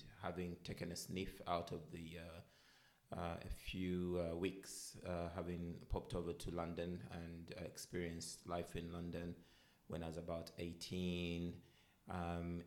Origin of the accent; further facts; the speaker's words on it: Uganda; moved away as an adult; now in United Kingdom; I had a mixed life, I guess, growing up in Uganda. So the first 19 years of my life, I lived in Uganda